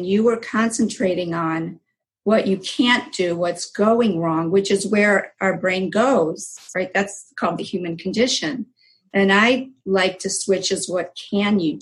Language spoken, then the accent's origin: English; Cleveland, Ohio, United States; also born or lived in Israel; I was born in Israel. I came here when I was a year, and we're both from immigrant families. Yes. And my parents went to Cleveland, Ohio